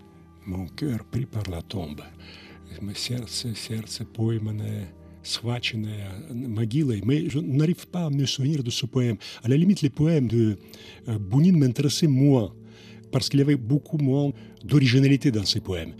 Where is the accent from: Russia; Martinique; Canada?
Russia; moved away as an adult; now in France; mon pays d'origine